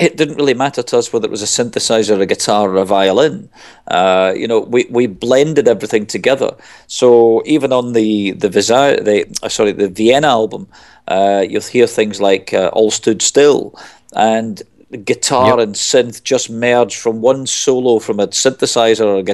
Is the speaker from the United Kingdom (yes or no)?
yes; Glasgow, Scotland, United Kingdom; moved away; I'm originally from Glasgow. I mean, I moved away from there a long time ago, but I go back an awful lot. I still consider it home.